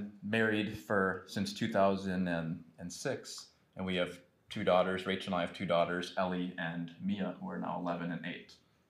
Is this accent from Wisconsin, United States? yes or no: yes; Manitowoc, Wisconsin, United States; moved away as an adult; now in Milwaukee, United States; I am from Manitowoc, Wisconsin. So, way up north in the sticks, right?